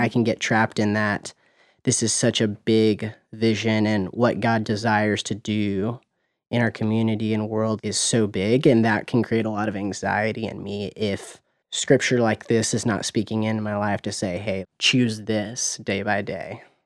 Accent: Murfreesboro, Tennessee, United States; also born or lived in Knoxville, Tennessee; now in Nashville, United States; I was born and raised in Murfreesboro, Tennessee

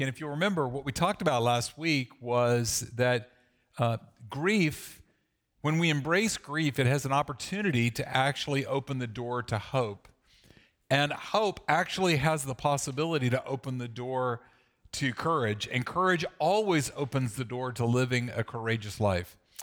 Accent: the South, United States; I grew up in the South

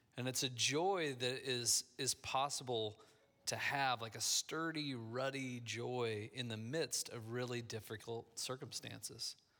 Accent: Midwest, United States; moved away; I grew up in the Midwest

